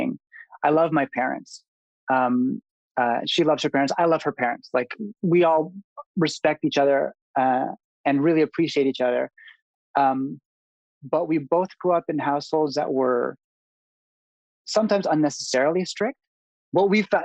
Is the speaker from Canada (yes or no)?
yes; Canada; also born or lived in Manila, Philippines; moved to Canada at a very young age, three or four